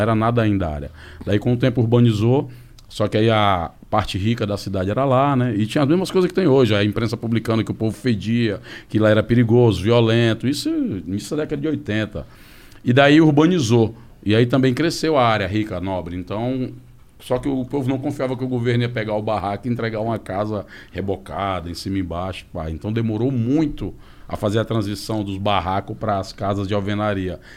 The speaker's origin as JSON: {"language": "Portuguese", "town": "Fortaleza", "region": "Ceará", "country": "Brazil", "tie": "born or raised there", "said": "Eu venho de Fortaleza, lá das quadras"}